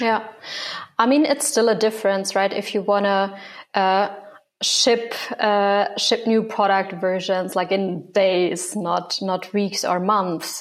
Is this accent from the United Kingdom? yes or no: no; Germany; moved away as an adult; also born or lived in Hong Kong; So I grew up in Germany, but when I was 19, I moved abroad